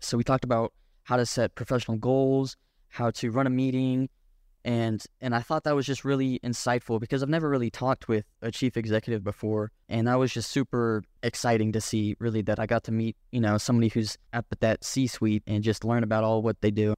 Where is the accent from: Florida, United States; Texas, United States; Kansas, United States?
Texas, United States; Boerne; I moved here when I was six years old, and I've lived here ever since